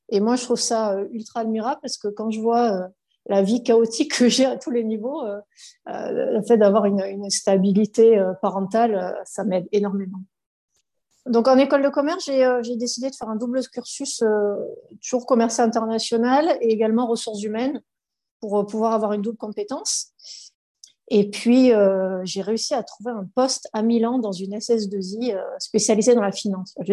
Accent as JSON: {"language": "French", "area": "Var", "region": "Provence-Alpes-Côte d'Azur", "country": "France", "tie": "born or raised there", "said": "du Var"}